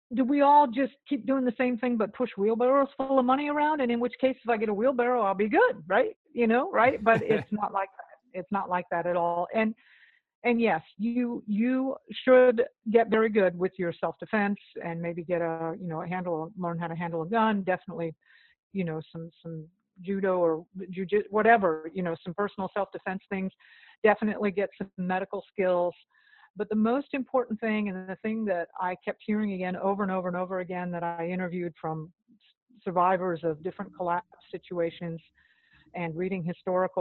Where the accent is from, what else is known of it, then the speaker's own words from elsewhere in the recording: Florida, United States; moved away; also born or lived in Austin, Texas; I grew up in Florida